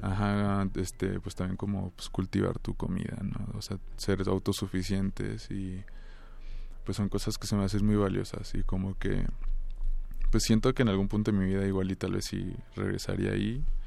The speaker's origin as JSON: {"language": "Spanish", "town": "Cuauhtémoc", "region": "Chihuahua", "country": "Mexico", "tie": "born or raised there", "said": "Yo soy de, pues, de Cuauhtémoc, Chihuahua, aunque en realidad soy más bien como de los campos menonitas, de por ahí"}